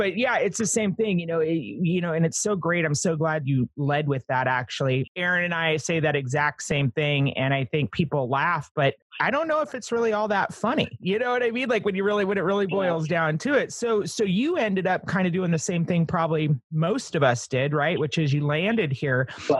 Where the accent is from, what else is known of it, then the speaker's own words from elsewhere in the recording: California, United States; I'm being from California. I can't handle that.